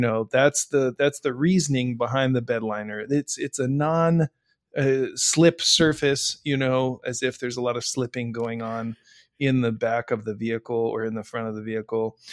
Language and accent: English; Midwest, United States; I grew up, I grew up in the Midwest, and the Midwest is part of the salt belt